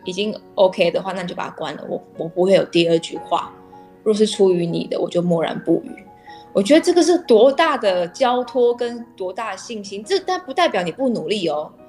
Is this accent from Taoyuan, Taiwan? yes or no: no; Tainan, Taiwan; 因为我本身是台南人，对于吃就特别的讲究